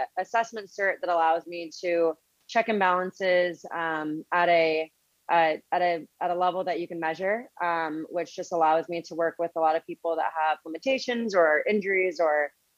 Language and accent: English; Connecticut, United States; moved away as an adult; now in New York City, United States; I grew up in Connecticut